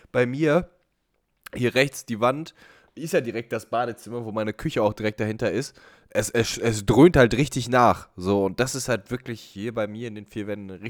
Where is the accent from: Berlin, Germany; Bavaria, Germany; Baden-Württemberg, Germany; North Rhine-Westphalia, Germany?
Bavaria, Germany; Ich bin Bayer. Wir haben keine Gesundheit. Wir haben nur Bier.